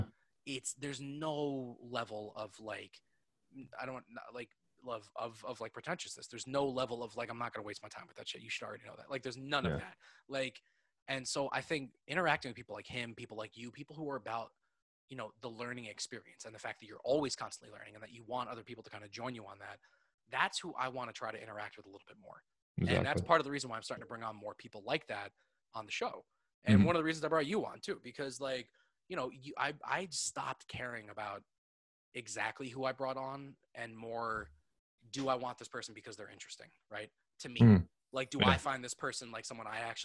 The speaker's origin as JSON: {"language": "English", "area": "Lower Westchester", "region": "New York", "country": "United States", "tie": "born or raised there", "said": "I grew up in Lower Westchester. I grew up like, you know, 20 minutes from the city."}